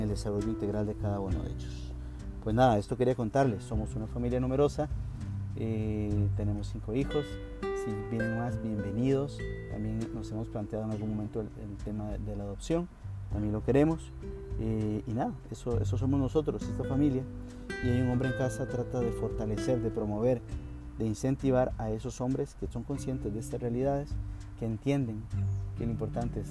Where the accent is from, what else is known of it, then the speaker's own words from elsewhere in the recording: Costa Rica; soy de Costa Rica